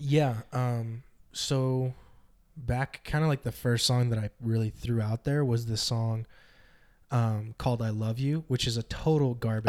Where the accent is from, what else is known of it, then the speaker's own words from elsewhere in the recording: Northern California, United States; Northern California